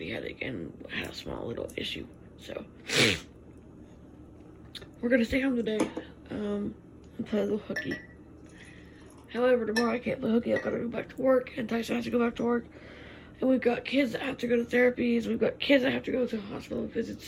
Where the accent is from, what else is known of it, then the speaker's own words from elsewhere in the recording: Winnipeg, Manitoba, Canada; also born or lived in Toronto; we're from Winnipeg